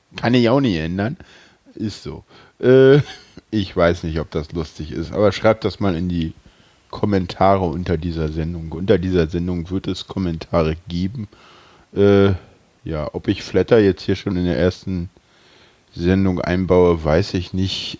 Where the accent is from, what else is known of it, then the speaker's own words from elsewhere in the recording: Berlin, Germany; Ich bin Urberliner, ich bin hier geboren.